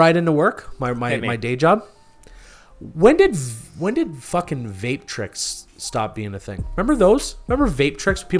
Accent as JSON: {"language": "English", "country": "Canada", "said": "Could be because I'm Canadian and I say certain things weird."}